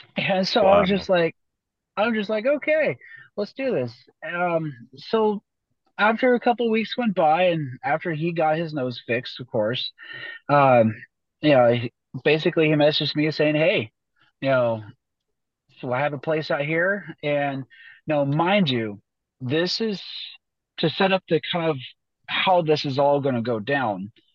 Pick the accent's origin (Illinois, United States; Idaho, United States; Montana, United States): Idaho, United States; Boise; moved away; I was from Boise, Idaho